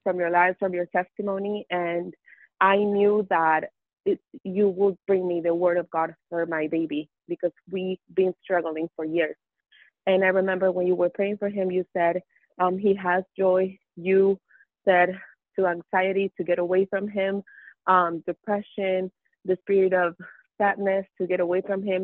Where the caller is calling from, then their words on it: Mesa, Arizona, United States; I'm calling you from Mesa, Arizona.